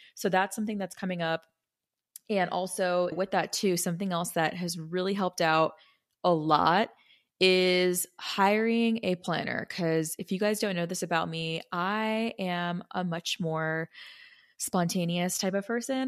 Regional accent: Arizona, United States; I'm from Arizona

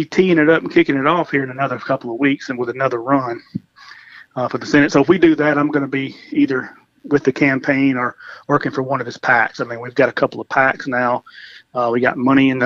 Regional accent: Jones County, Mississippi, United States; moved away as an adult; now in Texas, United States; we're both from Jones County, Mississippi

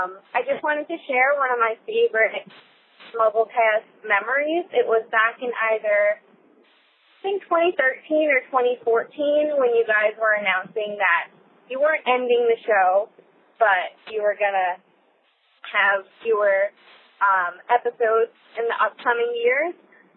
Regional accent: Long Island, New York, United States; also born or lived in Philadelphia; I'm from Long Island, New York. I just wanted to thank you guys. I'm from New York, but I go to school in Philly

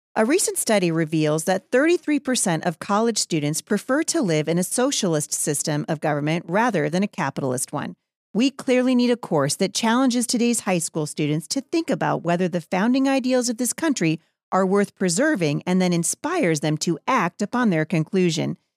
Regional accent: Pacific Northwest, United States; I am from the Pacific Northwest. We have many, many Native American tribes here

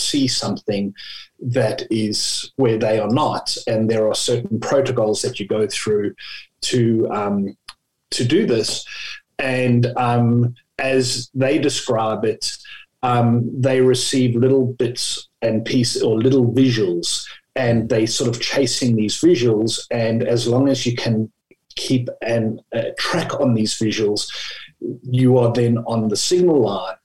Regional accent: South Africa; moved away as an adult; also born or lived in United Kingdom / Japan / Australia; now in Hobart, Australia; I'm sure people can pick up from my accent, but I come from South Africa, and I left South Africa after university

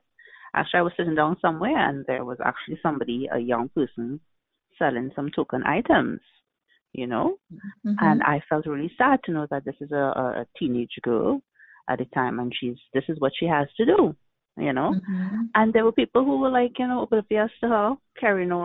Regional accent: Trinidad & Tobago; I'm from Trinidad and Tobago.

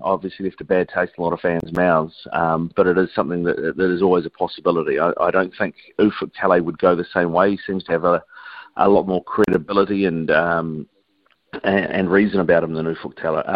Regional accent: Sydney, New South Wales, Australia; Sydney is where we grew up

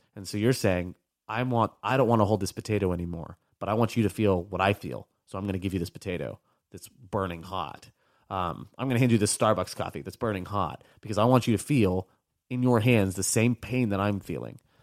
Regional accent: United States; I was born in the States, never been over there, never spoken Spanish, but, like, my family is Cuban.

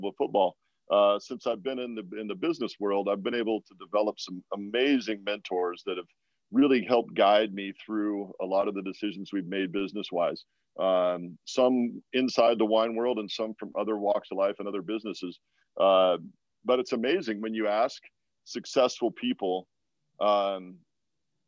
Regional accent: Walla Walla, Washington, United States; moved away as an adult; also born or lived in New England; Walla Walla, which is my hometown

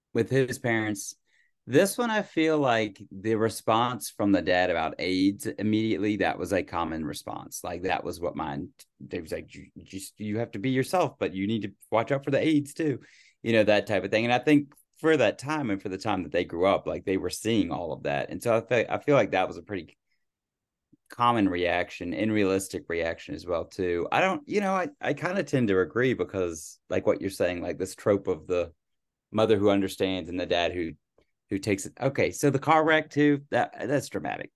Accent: Virginia, United States; growing up in Virginia, I heard the word Yankee all the time

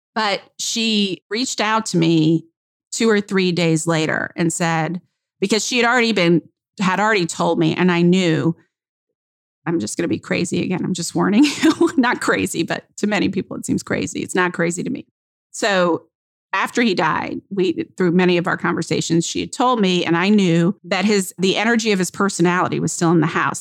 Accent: Georgia, United States; moved away; Georgia, my hometown

